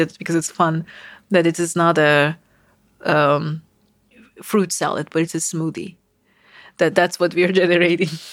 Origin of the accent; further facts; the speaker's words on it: Istanbul, Turkey; moved away as an adult; now in United States; I, uh, was born in Istanbul. So I grew up in Turkey